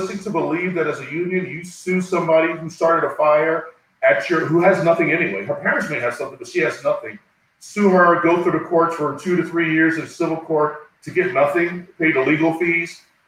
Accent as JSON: {"language": "English", "region": "East Coast", "country": "United States", "tie": "born or raised there", "said": "And growing up on the East Coast, and especially New Jersey, New York area, back in the day when politicians were trying to do something for the neighborhoods"}